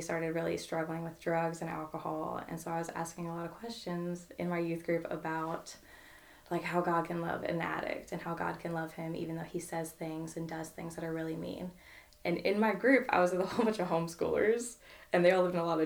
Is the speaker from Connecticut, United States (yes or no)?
no; Williamsburg, Virginia, United States; moved away as an adult; now in Murray, United States; I moved to Murray for school, so I'm from Williamsburg, Virginia.